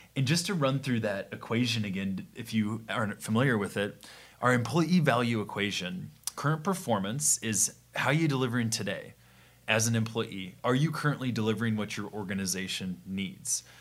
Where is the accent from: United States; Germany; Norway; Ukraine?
United States; Midwest; we're from the Midwest